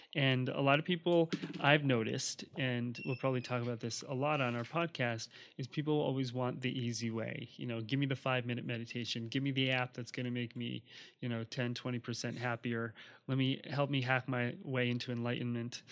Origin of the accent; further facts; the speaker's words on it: New Jersey, United States; moved away; also born or lived in Hawaii; I grew up on the East Coast in New Jersey